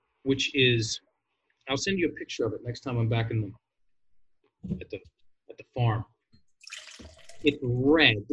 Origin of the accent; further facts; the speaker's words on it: Virginia, United States; I'm from Virginia